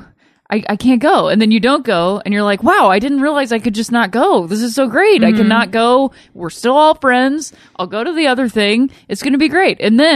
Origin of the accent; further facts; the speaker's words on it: Akron, Ohio, United States; Yes, I'm from Akron, Ohio. Home of LeBron James and myself.